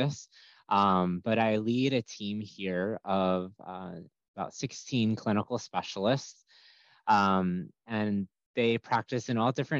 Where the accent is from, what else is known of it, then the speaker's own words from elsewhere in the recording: New York, United States; moved away as an adult; also born or lived in Greensboro, North Carolina / Lexington, Kentucky; now in Florida, United States; I'm originally from New York.